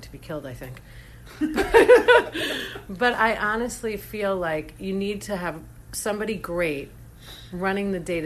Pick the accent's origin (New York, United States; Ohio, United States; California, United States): New York, United States; I grew up in New York